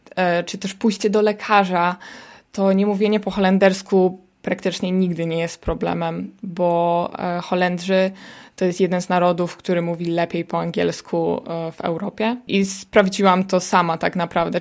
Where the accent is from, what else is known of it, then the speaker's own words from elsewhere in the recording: Poland; moved away as an adult; now in Netherlands; jestem tylko ja z Polski